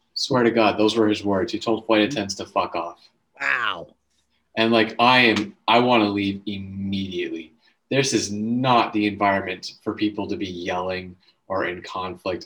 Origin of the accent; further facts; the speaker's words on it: the Maritimes, Canada; I'm a Canadian man.